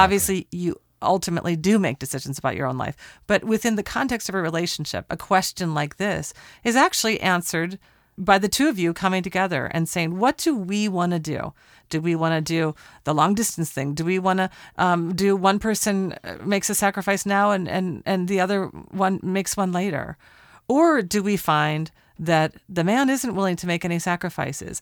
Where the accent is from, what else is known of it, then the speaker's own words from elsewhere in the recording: Portland, Oregon, United States; in Portland, Oregon, my hometown